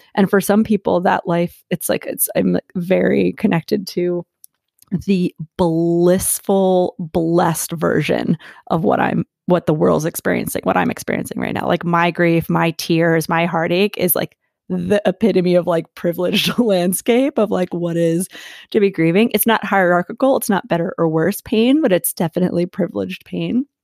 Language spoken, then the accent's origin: English; Philadelphia, Pennsylvania, United States; moved away as an adult; also born or lived in Asheville, North Carolina; I am born and raised in Philadelphia, and I became nomadic about two and a half years ago